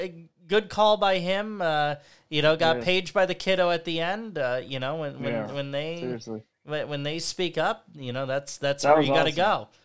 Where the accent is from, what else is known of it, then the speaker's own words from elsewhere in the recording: the Adirondacks, New York, United States; I'm in upstate New York, okay. And I grew up in the Adirondacks